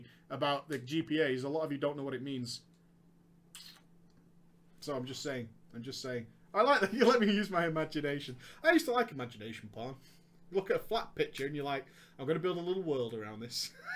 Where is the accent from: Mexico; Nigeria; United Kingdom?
United Kingdom; I'm British.